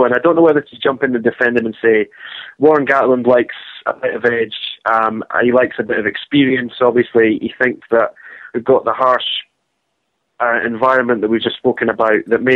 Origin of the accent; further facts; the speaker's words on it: Scotland, United Kingdom; when you're Scottish